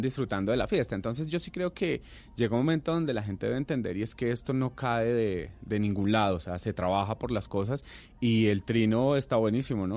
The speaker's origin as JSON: {"language": "Spanish", "country": "Colombia", "said": "como colombianos"}